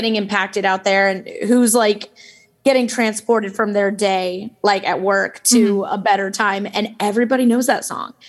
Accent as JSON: {"language": "English", "region": "the South", "country": "United States", "moved": "yes", "lives_now": "Chicago, United States", "said": "we're from the South and, you know, you sing in church, natural"}